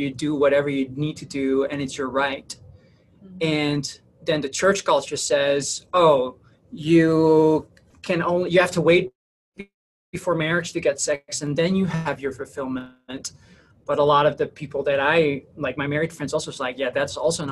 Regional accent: Netherlands; moved away; I'm originally from the Netherlands. That's where I grew up.

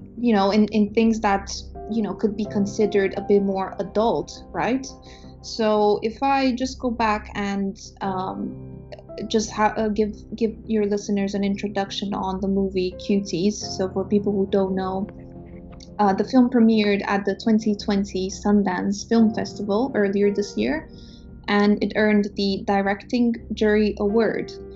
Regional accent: Romania; moved away as an adult; now in United Kingdom; I'm from Romania in East Europe. I came to the UK in 2012 to do my undergrad studies

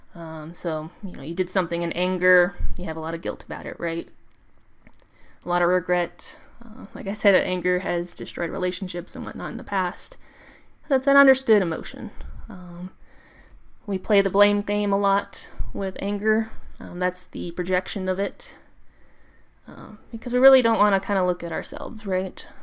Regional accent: United States; I'm American

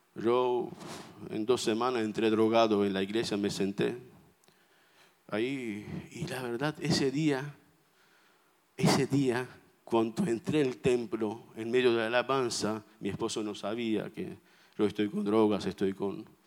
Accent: Armenia; first language Armenian; Spanish is a second language; now in Buenos Aires, Argentina; vengo de Armenia, como un armenio orgulloso

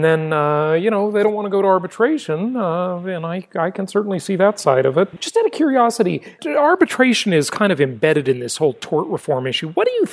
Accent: California, United States; my home state of California.

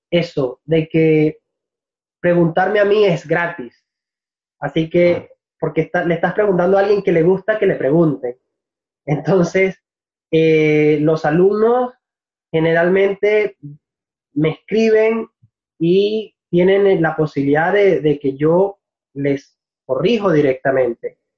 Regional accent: Venezuela; es lo que nosotros comúnmente llamamos acento neutro como venezolano, a ver, tengo, eh, es difícil para algunas personas distinguir de dónde exactamente soy cuando hablo de una manera pausada.

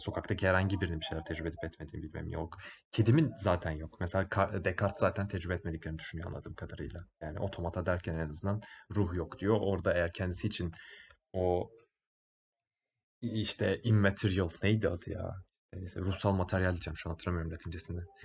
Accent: Bursa, Turkey

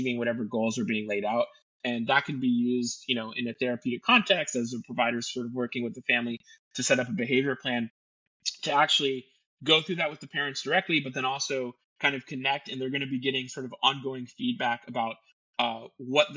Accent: Florida, United States; I'm from Florida, born and raised in Florida

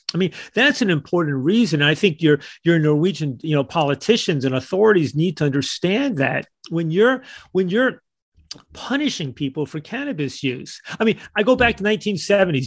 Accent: United States; as an American

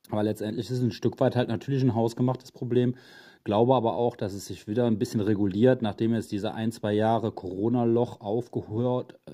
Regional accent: Cologne, North Rhine-Westphalia, Germany; Wenn ich jetzt als Kölner sehe, dass Leute an Karneval die Stadt verlassen

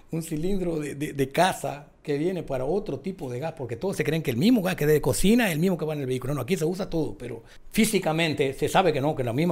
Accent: Dominican Republic; Como buen dominicano, que no busquen el picapoche y que coman plátano con frito con, arroz.

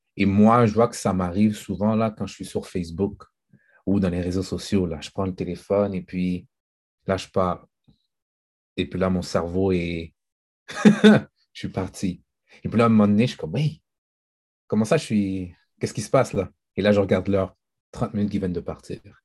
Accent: Haiti; en tant qu'haïtien

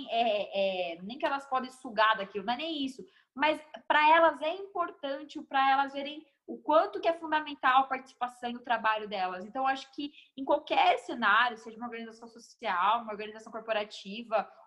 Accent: Guarulhos, São Paulo, Brazil; Emi, eu, eu, nasci em São Paulo, mas eu sou guarulhense de coração, moro aqui desde, desde mais novinha.

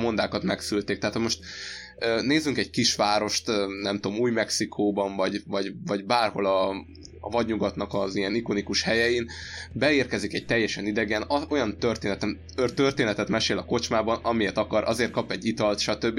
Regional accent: Hungary; ezer éves történelmi gyökerekkel rendelkező országgal vagyunk mi is, mint magyarok

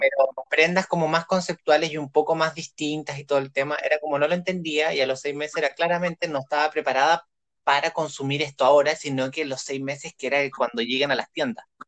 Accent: Coyhaique, Aysén, Chile; yo nací en Coyhaique

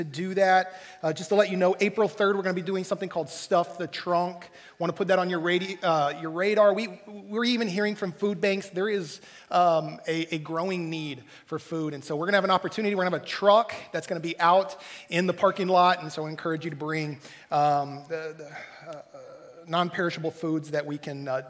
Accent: Texas, United States; growing up in Texas

